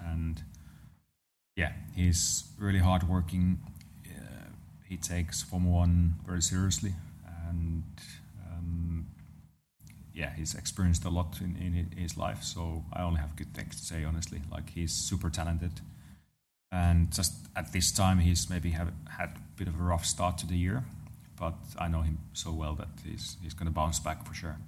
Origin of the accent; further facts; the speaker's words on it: Lahti, Päijät-Häme, Finland; around my hometown, there's those roads that are just meant to be driven, uh, fast. Um, so nice. So around Lahti area in, in Finland